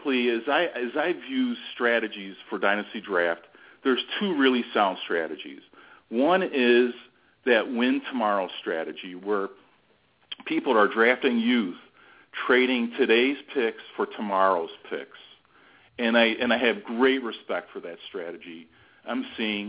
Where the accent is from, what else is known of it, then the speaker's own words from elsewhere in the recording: Arlington Heights, Illinois, United States; I'm from Arlington Heights, Illinois, which is a suburb northwest of Chicago